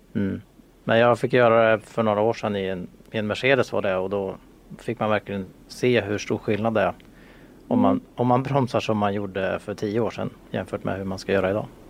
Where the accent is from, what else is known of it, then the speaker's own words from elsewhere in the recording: Sweden; vi svenskar